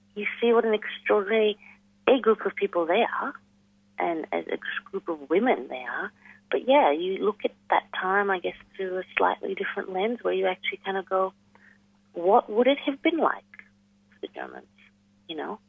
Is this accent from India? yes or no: yes; New Delhi, Delhi, India; moved away as an adult; also born or lived in Melbourne, Australia; now in Darwin, Australia; I was born and I grew up in New Delhi, in India.